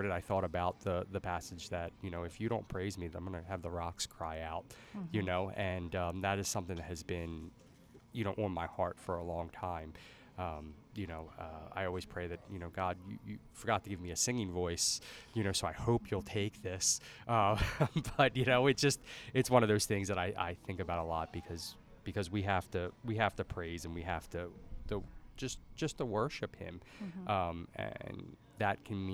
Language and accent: English; Dundalk, Maryland, United States; I'm born and raised in Dundalk for the majority of my life